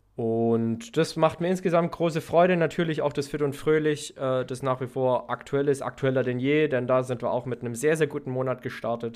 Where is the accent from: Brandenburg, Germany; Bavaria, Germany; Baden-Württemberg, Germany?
Baden-Württemberg, Germany; Herrenberg; in meiner Heimatstadt Herrenberg